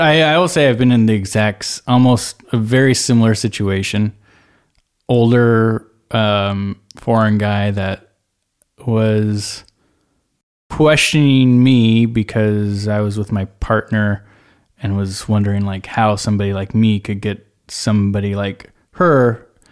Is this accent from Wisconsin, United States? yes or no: no; Bay Area, California, United States; I'm from the Bay Area.